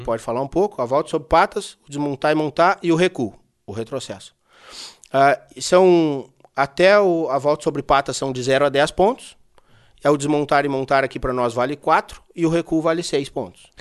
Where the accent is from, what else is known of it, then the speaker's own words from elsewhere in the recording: Porto Alegre, Rio Grande do Sul, Brazil; now in Viamão, Brazil; sou natural de Porto Alegre